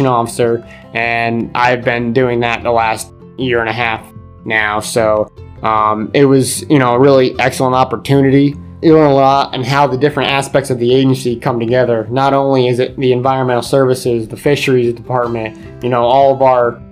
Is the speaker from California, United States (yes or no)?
no; Susquehanna County, Pennsylvania, United States; I grew up here in Susquehanna County